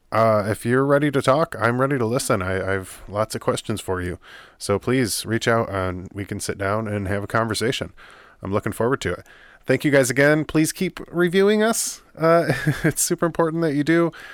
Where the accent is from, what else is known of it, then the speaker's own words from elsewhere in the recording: United States; as an American